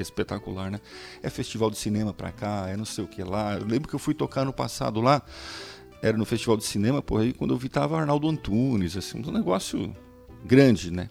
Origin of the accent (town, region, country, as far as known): Brazil